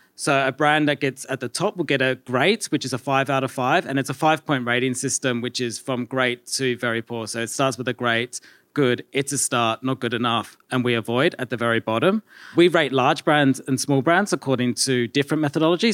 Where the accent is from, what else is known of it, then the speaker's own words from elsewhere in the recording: Australia; accent: Australian; We started in Australia, if you can't tell by my accent as well.